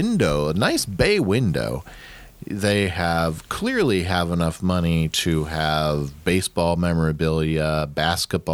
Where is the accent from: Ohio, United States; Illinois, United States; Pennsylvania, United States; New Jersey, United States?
Ohio, United States; I grew up in Ohio in the 90s.